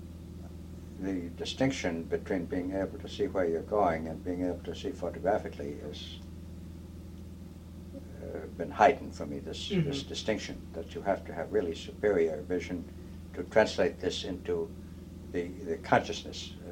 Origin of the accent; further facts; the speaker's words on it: Massachusetts, United States; I come from Massachusetts.